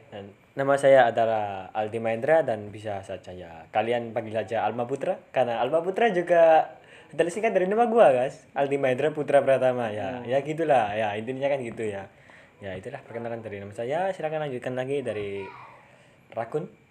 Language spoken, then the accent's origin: Indonesian; Java, Indonesia; Kene kan wong Jawa ku yo usaha gawe ngomong Indonesia